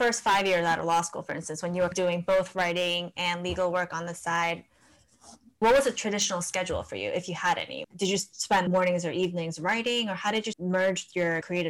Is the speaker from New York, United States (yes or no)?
no; New Jersey, United States; also born or lived in Korea; I grew up in New Jersey.